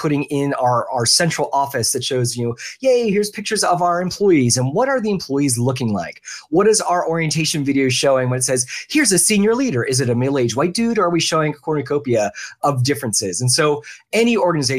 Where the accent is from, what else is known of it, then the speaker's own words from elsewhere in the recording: Philadelphia, Pennsylvania, United States; now in Orlando, United States; I grew up in the Philadelphia area.